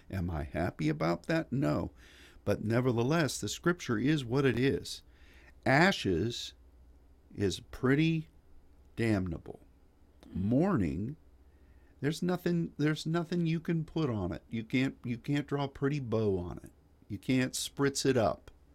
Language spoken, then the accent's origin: English; United States; As an American